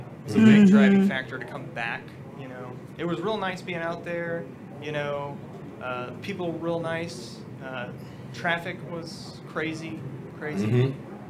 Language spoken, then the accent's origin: English; Dallas, Texas, United States; moved away as an adult; also born or lived in Los Angeles; I was born and raised here in Texas, in Dallas.